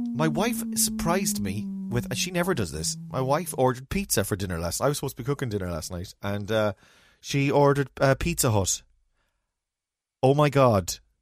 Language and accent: English; Ireland; as Irish people